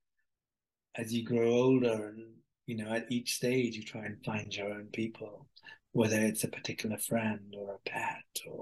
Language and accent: English; Birmingham, West Midlands, United Kingdom; from Birmingham to this village in Pakistan